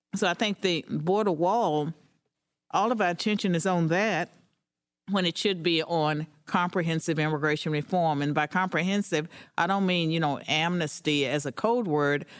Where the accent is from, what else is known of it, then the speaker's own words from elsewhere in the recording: United States; I'm an American